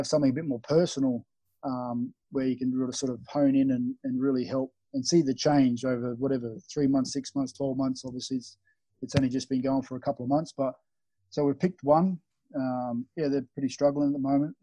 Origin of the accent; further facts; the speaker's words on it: Australia; moved away as an adult; now in Bali, Indonesia; Growing up in Australia